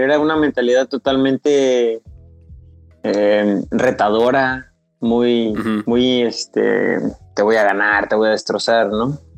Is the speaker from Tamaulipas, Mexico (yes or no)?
no; Pánuco, Veracruz, Mexico; also born or lived in Tuxpan; now in Xalapa, Mexico; Eh, nací en Tuxpan, en el puerto de Tuxpan, y crecí en Pánuco que es donde estoy ahorita. Pero eh, vivo en Jalapa